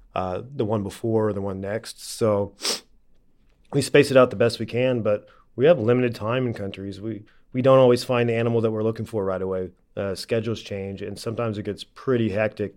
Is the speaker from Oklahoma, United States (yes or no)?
yes; Oklahoma, United States; now in California, United States; I grew up in Oklahoma